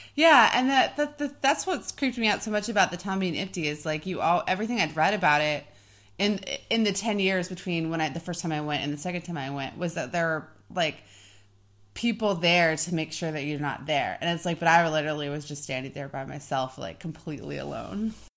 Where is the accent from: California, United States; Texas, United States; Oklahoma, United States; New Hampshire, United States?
Oklahoma, United States; moved away as an adult; also born or lived in Kansas; I'm from Oklahoma.